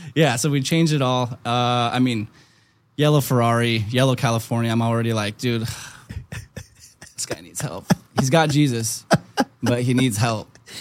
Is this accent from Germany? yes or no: yes; Germany; moved away; I was born in Germany